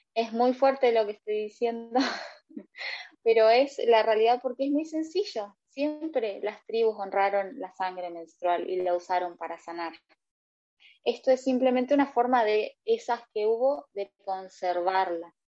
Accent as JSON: {"language": "Spanish", "country": "Argentina", "said": "soy argentina"}